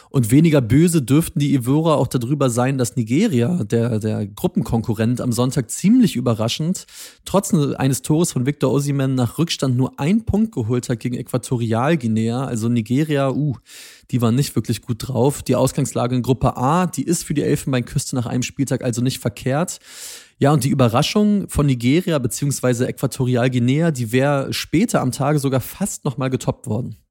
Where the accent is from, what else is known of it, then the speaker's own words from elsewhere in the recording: Stuttgart, Baden-Württemberg, Germany; Ich als Stuttgarter